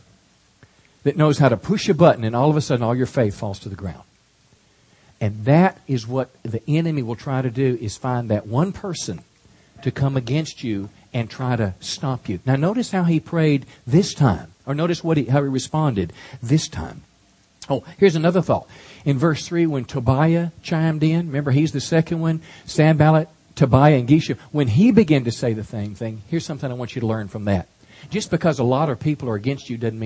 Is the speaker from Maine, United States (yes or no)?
no; Texas, United States; as a Texan here